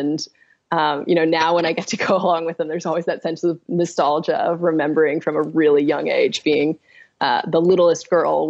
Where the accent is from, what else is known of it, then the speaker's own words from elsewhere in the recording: Australia; growing up in Australia, the decisions we make every day affect the world that we live in.